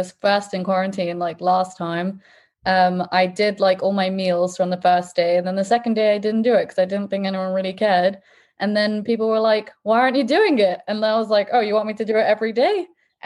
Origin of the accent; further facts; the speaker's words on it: England, United Kingdom; moved away as an adult; now in Israel; I'm from England.